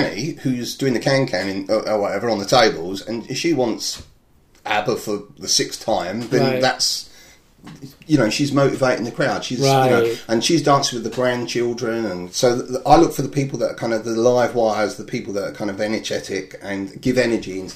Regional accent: Enfield, London, United Kingdom; It's in my hometown.

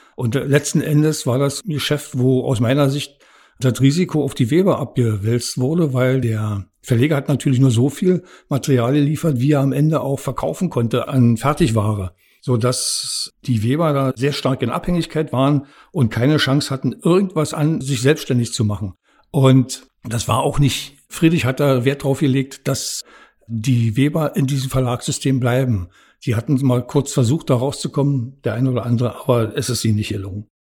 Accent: Premnitz, Brandenburg, Germany; also born or lived in Rathenow / Dresden / Babelsberg; now in Potsdam-Babelsberg, Germany; Geboren bin ich in Brandenburg an der Havel. Aufgewachsen in Premnitz an der Havel

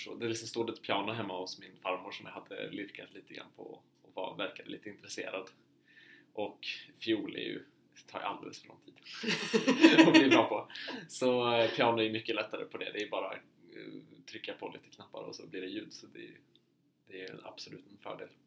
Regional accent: Uppsala, Uppsala County, Sweden; moved away as an adult; also born or lived in Härnösand, Sweden; now in Oslo, Norway; jag är från Uppsala i Sverige. Eh, och så hamnade jag på folkhögskola i Härnösand i två år och sen kom jag in på Musikhögskolan i Oslo

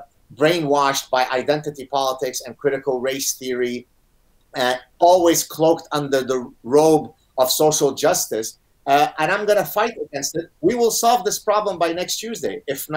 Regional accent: Canada; also born or lived in Lebanon; even though I'm Canadian, the fact that in the United States, you have a party that's now in charge that openly supports identity politics, right? So exactly the phenomenon that I escaped from in Lebanon, right?

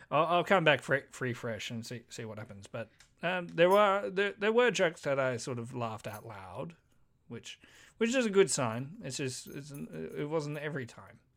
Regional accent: United Kingdom; We're British.

